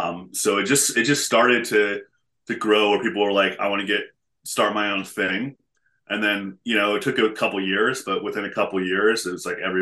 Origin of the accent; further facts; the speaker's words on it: Portland, Oregon, United States; moved away as an adult; also born or lived in San Francisco; Born and raised in Portland. Moved away for a while and to the San Francisco and came back.